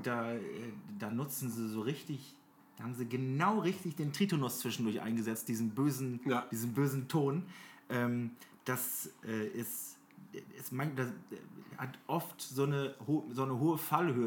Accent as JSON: {"language": "German", "town": "Oldenburg", "region": "Lower Saxony", "country": "Germany", "said": "bei uns in Oldenburg"}